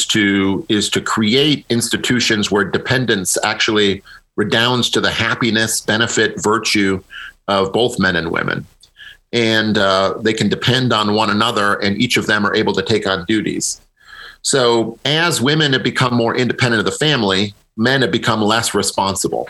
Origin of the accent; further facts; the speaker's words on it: Midwest, United States; I'm a Midwesterner myself